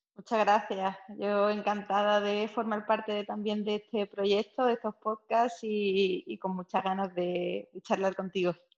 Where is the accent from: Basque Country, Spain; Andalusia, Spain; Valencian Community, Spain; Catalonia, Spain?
Andalusia, Spain; Seville; also born or lived in Cádiz; yo nací en Sevilla y hago mi vida entre Sevilla y Cádiz actualmente